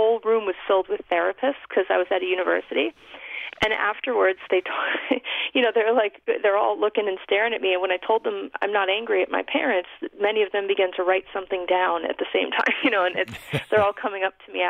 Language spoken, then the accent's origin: English; New York City, New York, United States; We grew up in the Bronx in New York City